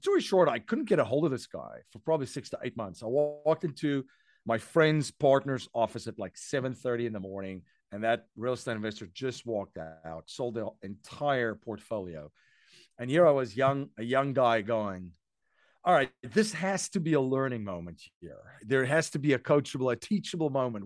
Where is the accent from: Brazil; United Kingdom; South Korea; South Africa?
South Africa; moved away as an adult; now in United States; I'm originally from South Africa. Um, I came here, uh, to the U S in two thousand and one.